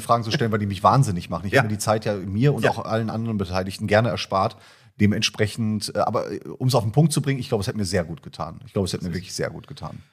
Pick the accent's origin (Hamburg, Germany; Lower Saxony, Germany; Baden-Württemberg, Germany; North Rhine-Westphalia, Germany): North Rhine-Westphalia, Germany; Iserlohn; Meine Heimatstadt ist ja Iserlohn eigentlich. Mhm. Ich komme aus dem Sauerland